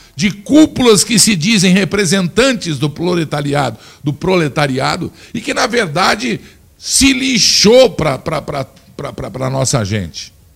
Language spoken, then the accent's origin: Portuguese; Brazil; Nós somos brasileiros